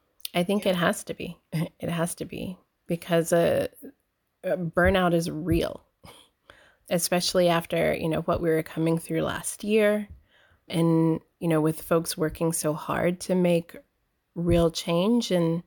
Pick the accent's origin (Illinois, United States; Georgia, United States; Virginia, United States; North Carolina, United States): Georgia, United States; Columbus; born there; now in Rhode Island, United States; Yes, I was born in Columbus, Georgia. I grew up a military brat and in a very religious family